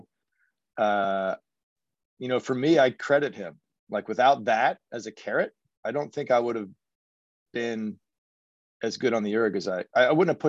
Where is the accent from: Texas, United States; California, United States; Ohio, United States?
Ohio, United States; Cincinnati; moved away as an adult; also born or lived in Seattle / Princeton / Oklahoma City; I grew up in just north of Cincinnati